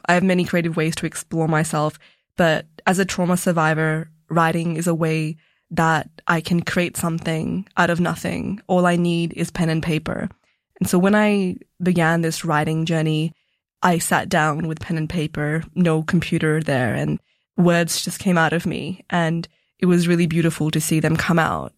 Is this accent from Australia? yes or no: yes; Melbourne, Victoria, Australia; also born or lived in Punjab, India; growing up in Melbourne with my family